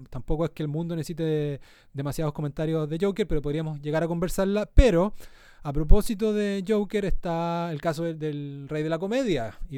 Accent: southern Chile, Chile; moved away; En el sur, de donde yo vengo

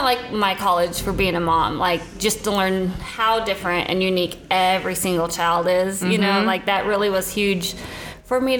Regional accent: Spokane, Washington, United States; moved away as an adult; now in Nashville, United States; I grew up in Spokane, Washington, and about, gosh, I want to say 18 years ago, I moved to Nashville

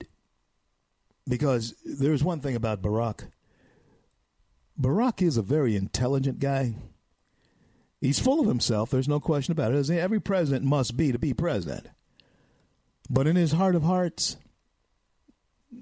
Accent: Louisiana, United States; moved away as an adult; still in my home state of Louisiana

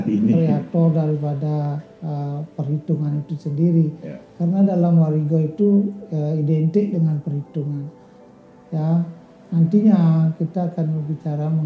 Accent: Bali, Indonesia; Sementara kita orang Bali

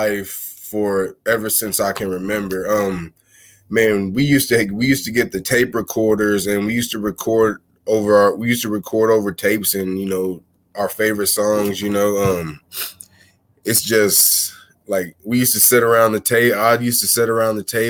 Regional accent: Missouri, United States; moved away as an adult; now in Texas, United States; I'm originally from Missouri, and the last 3 or 4 years I've relocated down to Texas

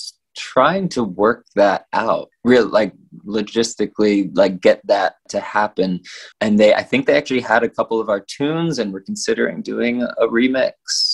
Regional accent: Satellite Beach, Florida, United States; also born or lived in Los Angeles; growing up in Satellite Beach

